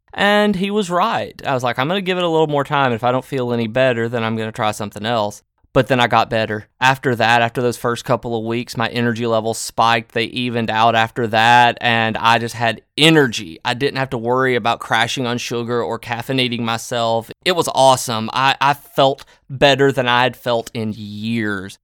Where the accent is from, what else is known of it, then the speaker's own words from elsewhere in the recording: the South, United States; Growing up in the South